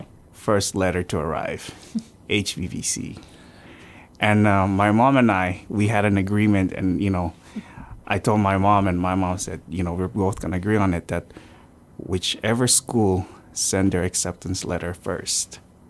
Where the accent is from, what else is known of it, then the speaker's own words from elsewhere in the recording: Yap, Micronesia; also born or lived in Philippines / Palau; I grew up on Yap.